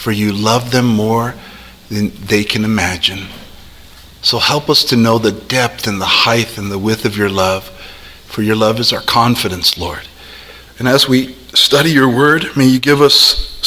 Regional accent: South El Monte, California, United States; I grew up right there in South El Monte and Garvey since I was a little boy.

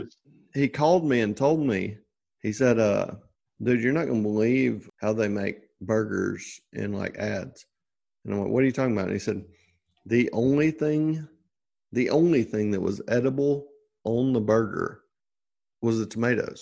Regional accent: Tuscaloosa, Alabama, United States; I'm from Tuscaloosa

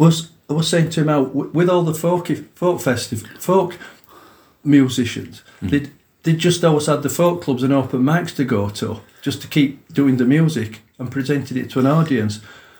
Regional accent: Huddersfield, Yorkshire and the Humber, United Kingdom; also born or lived in Calder Valley; I'm from Huddersfield.

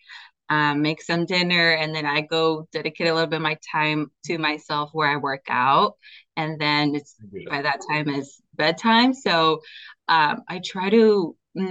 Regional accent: Oregon, United States; also born or lived in California; I was born in Cali, raised in Oregon

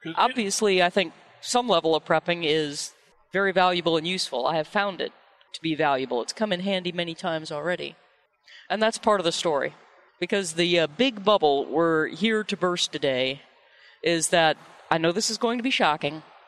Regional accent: Missouri, United States; I was born in Missouri

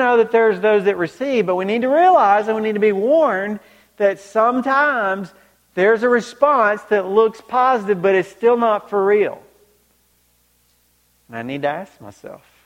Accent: Georgia, United States; growing up in Georgia, I mean, I was 45 minutes from the stadium

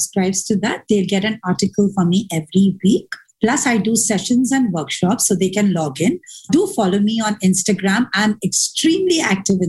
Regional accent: Dubai, United Arab Emirates; I was from Dubai

